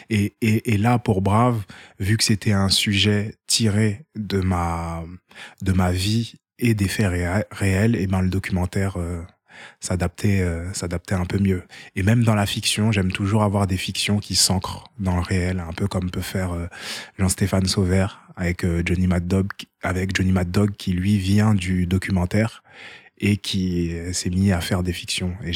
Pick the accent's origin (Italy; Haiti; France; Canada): Haiti; French is a second language; quand tu es de nationalité hors e et je suis haïtien, euh, et eh ben c'était 10 800 euh, euros l'année.